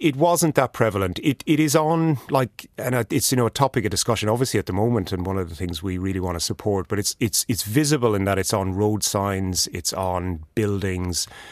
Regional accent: Killarney, Munster, Ireland; moved away as an adult; now in Christchurch, New Zealand; I come from Killarney in County Kerry in Ireland, and I live in Oh, Taotahi

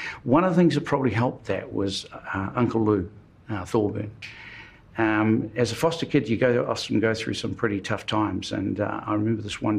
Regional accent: Wairarapa, Wellington, New Zealand; also born or lived in Pahiatua; I grew up mainly in the Wairarapa

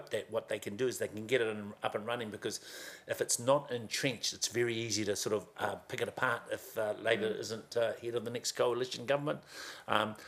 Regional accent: New Zealand; now in Auckland, New Zealand; where I was brought up in Kawarau

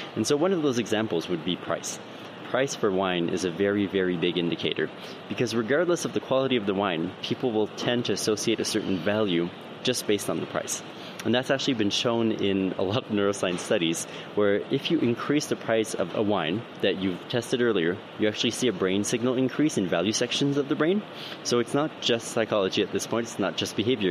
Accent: Canada; now in United Kingdom; I'm an immigrant. I'm from Canada

